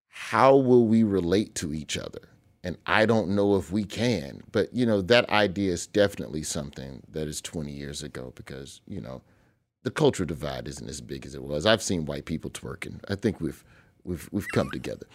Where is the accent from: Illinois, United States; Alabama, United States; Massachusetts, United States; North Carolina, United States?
Alabama, United States; Birmingham; I grew up in Birmingham, Alabama